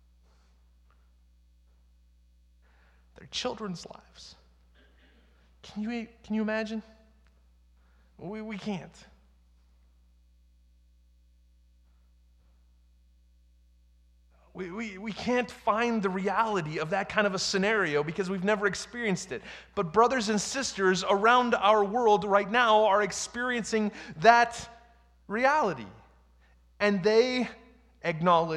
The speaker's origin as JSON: {"language": "English", "country": "United States", "said": "who we are as American Christians"}